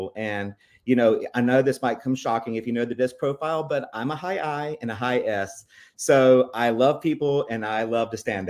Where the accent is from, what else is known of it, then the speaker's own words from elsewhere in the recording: Rock Hill, South Carolina, United States; So actually, I grew up in Rock Hill, South Carolina, and I lived there until I was about 19 and I enrolled to college.